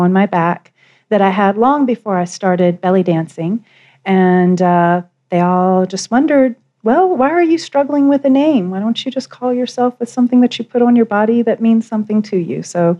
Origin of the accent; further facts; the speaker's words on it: Wilmington, North Carolina, United States; now in Denver, United States; I'm from Wilmington, North Carolina, sure. Which is the southern eastern tip, aka Hurricane Central.